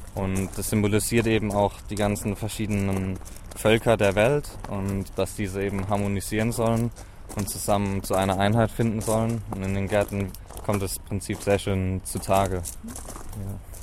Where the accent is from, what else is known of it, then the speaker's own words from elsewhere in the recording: Germany; moved away as an adult; now in Haifa, Israel; ich komme auch aus Deutschland. Ich bin letztes Jahr im Mai hergekommen